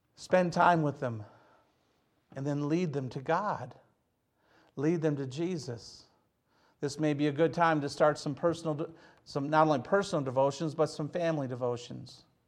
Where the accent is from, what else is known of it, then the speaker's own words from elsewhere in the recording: Hazel Park, Michigan, United States; I'm from Hazel Park, Michigan.